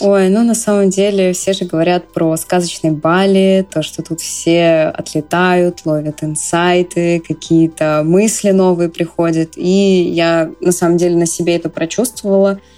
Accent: Bryansk, Bryansk Oblast, Russia; moved away as an adult; now in Moscow, Russia; Сама я два года уже живу в Москве. Родилась в Брянске

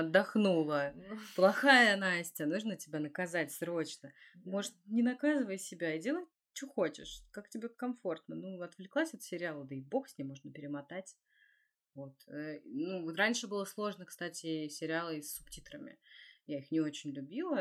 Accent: Russia; я из России

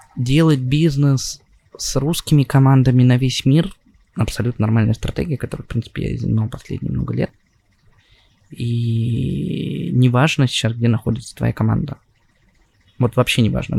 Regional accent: Russia; moved away; also born or lived in Saint Petersburg / Moscow / Israel; Я родился в России, я а, учился в классной школе

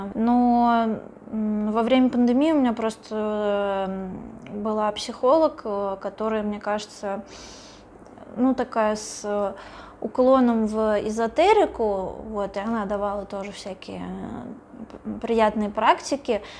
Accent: Russia; я из России

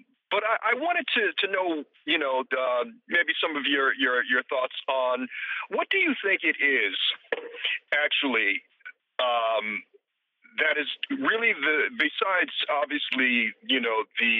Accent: New York City, New York, United States; I've had great influences, intellectual influences as a kid growing up in New York City. And I loved my Jewish teachers because they did encourage intellectualism on my part.

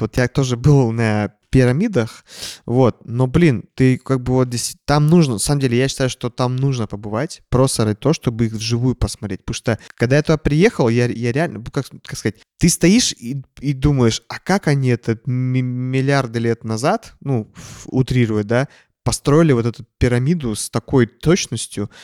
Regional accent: Kazakhstan; moved away; я вырос э, в Казахстане

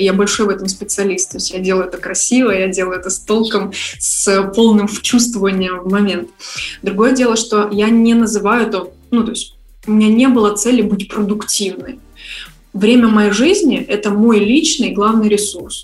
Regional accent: Saint Petersburg, Russia; moved away as an adult; also born or lived in Kyiv, Ukraine; now in Bali, Indonesia / Kyiv, Ukraine; изначально я из Петербурга

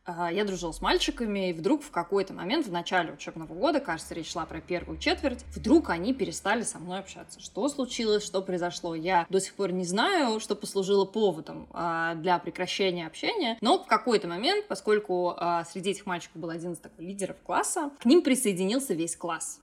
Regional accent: Moscow, Russia; лицей 1535 при ИСА МГУ в городе Москве. И я туда из Жулебина ездила на курсы подготовки

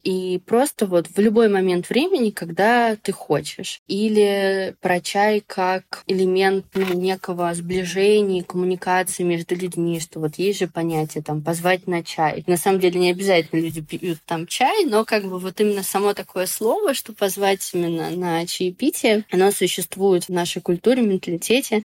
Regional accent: Moscow, Russia; мы сами вообще из Москвы

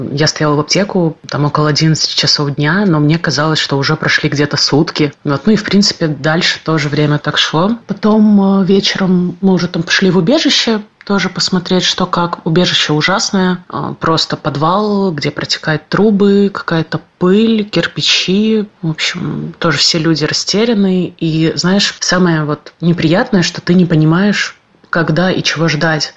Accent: Kyiv, Ukraine; moved away as an adult; мне 30, а, я из Киева.

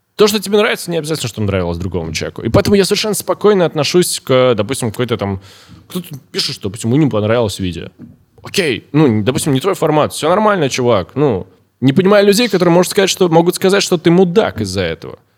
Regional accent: Orenburg, Orenburg Oblast, Russia; я всю жизнь в России. Я с первого года жизни, да, в Оренбурге мы переехали, когда мне был год.

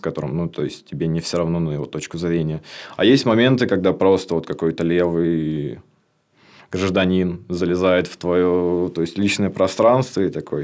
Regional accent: Lipetsk Oblast, Russia; moved away as an adult; now in Tambov, Russia; Я с Липецкой области

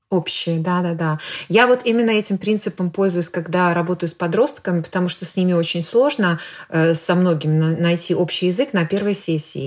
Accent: Belarus; moved away as an adult; я родом из Беларуси, и уехала я оттуда больше 20 лет назад

